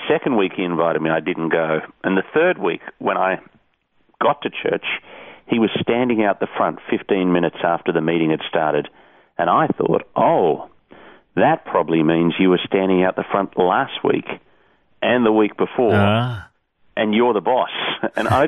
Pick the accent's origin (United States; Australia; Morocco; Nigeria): Australia; Sydney, New South Wales; also born or lived in England; I grew up in the Hills District in the northwest of Sydney.